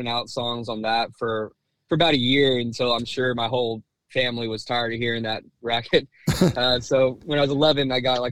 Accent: Houston, Texas, United States; also born or lived in Louisiana; when I was growing up in Houston

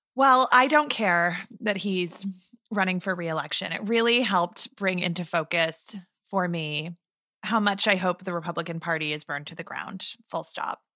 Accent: Arizona, United States; I'm recording this from my hometown, and it was another beautiful morning to wake up in Katie Hobbs' country.

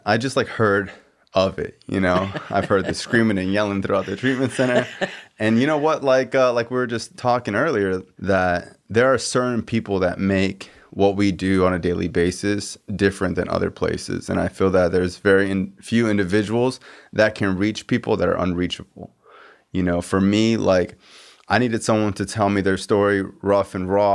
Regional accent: Miramar / Cooper City area, Florida, United States; we're from the same area

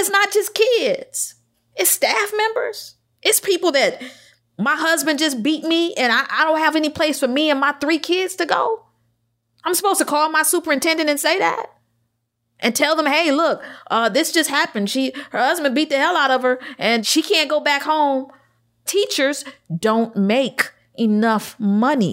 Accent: Detroit, Michigan, United States; I'm from Detroit.

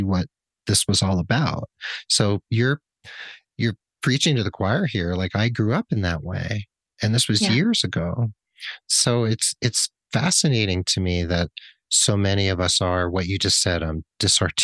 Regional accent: New Jersey, United States; I grew up in New Jersey, the Garden State

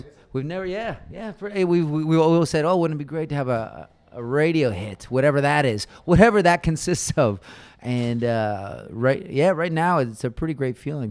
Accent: Toronto, Ontario, Canada; moved away as an adult; now in Austin, United States; we grew up in Toronto

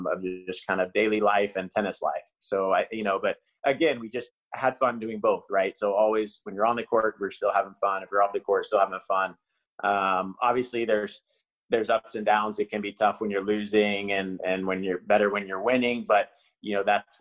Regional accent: Oklahoma, United States; now in Austin, United States; I grew up in Oklahoma

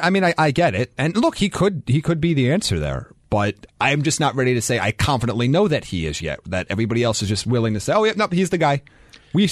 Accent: Cole Harbour, Nova Scotia, Canada; I'm from Cole Harbour.

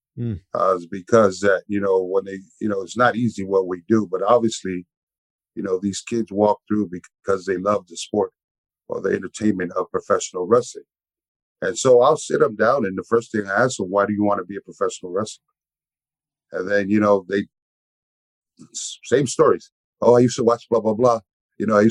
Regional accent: San Francisco, California, United States; I was raised in the swamps. you know, of Sunnydale, which is the hood back in the Bay Area.

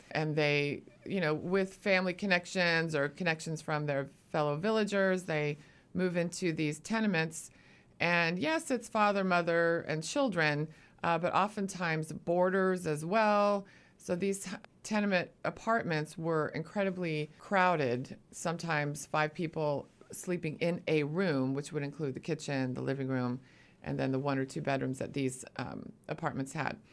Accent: Eugene, Oregon, United States; also born or lived in Arizona; now in Portland, United States; I'm actually a native Oregonian. I'm from Eugene, Oregon.

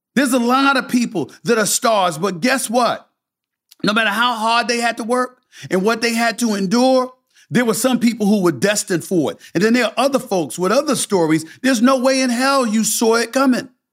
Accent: New York City, New York, United States; born or raised there; also born or lived in Bronx, New York

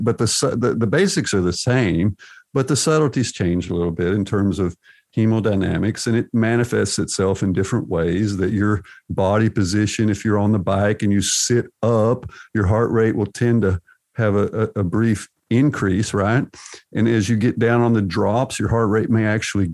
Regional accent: United States; also born or lived in Arkansas; I'm from Texas and Arkansas

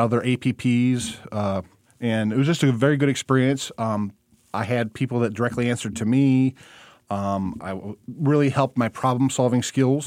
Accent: Monroe County, Michigan, United States; also born or lived in Missouri / Hillsdale, Michigan; I put some roots down in my hometown where I practiced for a little over a decade

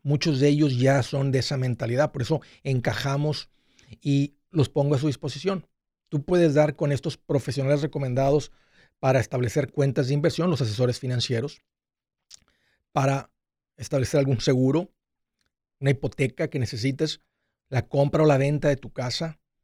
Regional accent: Matamoros, Tamaulipas, Mexico; also born or lived in South Padre Island, Texas; yo, crecí en Matamoros, en la playa Bagdad, y luego del lado americano en South Padre Island

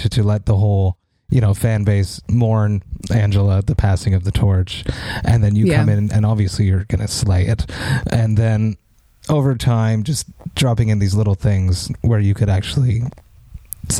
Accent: Montreal, Quebec, Canada; We're both from Montreal.

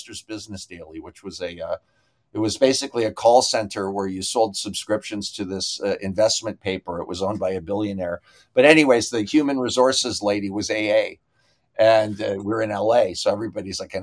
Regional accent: Canada; I'm Canadian

